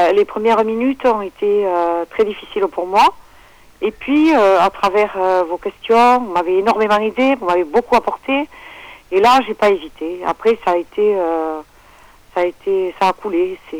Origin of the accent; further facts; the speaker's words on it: Le Bousquet-d'Orb, Occitania, France; on est dans le Languedoc-Roussillon, dans les Hauts-Cantons, le Bousquet d'Orbe, dans l'Hérault, dans le 34